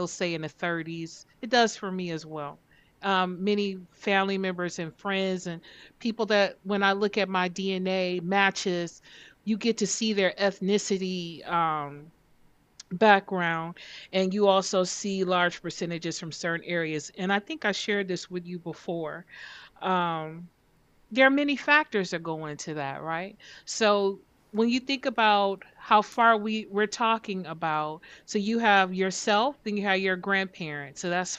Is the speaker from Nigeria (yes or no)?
yes; Nigeria; I'm Nigerian, you know? Like I'm very proud of that. I always felt a connection to that land.